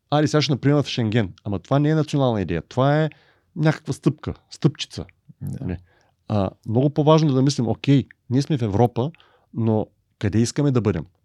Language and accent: Bulgarian; Bulgaria; И, и тук е въпросът какво ние мечтаем като българи.